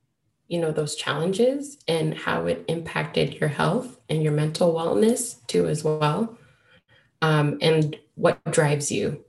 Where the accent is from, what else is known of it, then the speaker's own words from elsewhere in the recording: Ghana; I'm Ghanaian